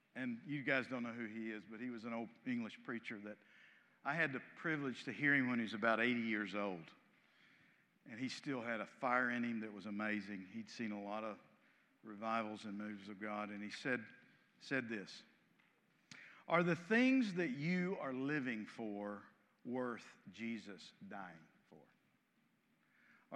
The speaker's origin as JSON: {"language": "English", "country": "United States", "said": "I'm as American as any of you."}